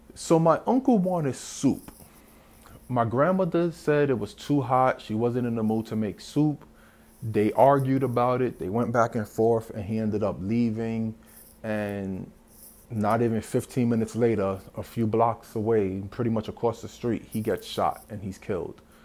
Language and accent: English; New York City, New York, United States; I was born and raised in the South Bronx